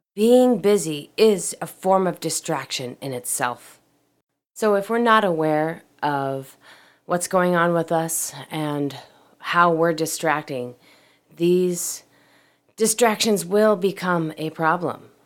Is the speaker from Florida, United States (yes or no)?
no; Portland, Oregon, United States; moved away; I was in my hometown of Portland, Oregon